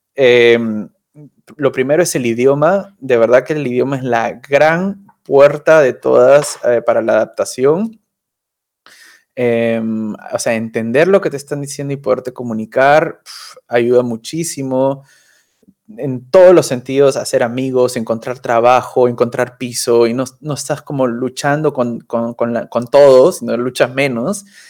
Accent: Peru; moved away as an adult; also born or lived in Argentina / Colombia; now in Cologne, Germany; Yo me siento muy peruano

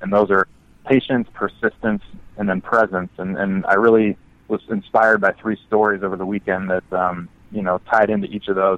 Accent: Midwest, United States; I grew up in the Midwest.

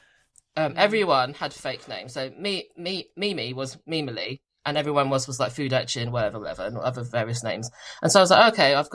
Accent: United Kingdom; But I spelt it with a U because I'm British.

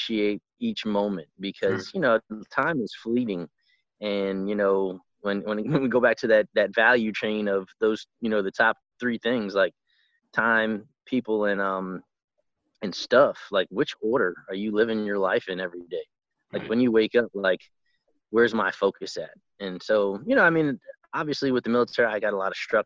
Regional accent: New York City, New York, United States; moved away as an adult; I grew up in Brooklyn and, you know, in a rough neighborhood

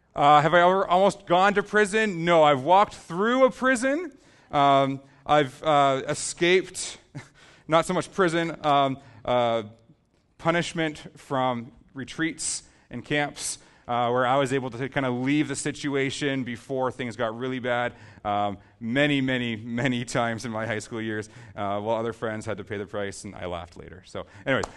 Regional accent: Southern Ontario, Canada; We're from Southern Ontario

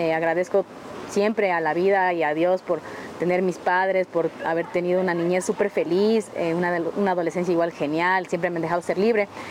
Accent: Quito, Pichincha, Ecuador; yo crecí en el sur de Quito y todavía extraño el sur de Quito, yo soy sureña

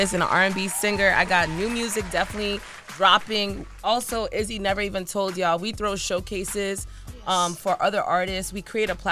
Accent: New York, United States; now in Rhode Island, United States; I was born in Rhode Island, but I kind of grew up in New York

